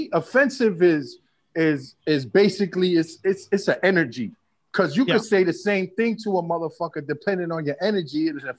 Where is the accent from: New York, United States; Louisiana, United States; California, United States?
New York, United States; New York City; now in Miami, United States; I'm an orphan from Brooklyn, New York